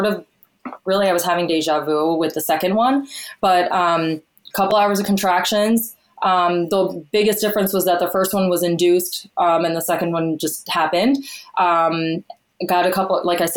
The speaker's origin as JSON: {"language": "English", "region": "New York", "country": "United States", "moved": "as an adult", "lives_now": "Texas, United States", "said": "I'm from New York originally, but now a brand new Texan as of about 6 months ago"}